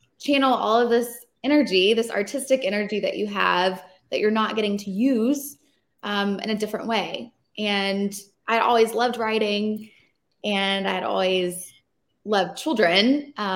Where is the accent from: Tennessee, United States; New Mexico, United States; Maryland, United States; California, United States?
Tennessee, United States; Nashville; moved away as an adult; also born or lived in New York City; now in Nashville, United States; I was born and raised in Nashville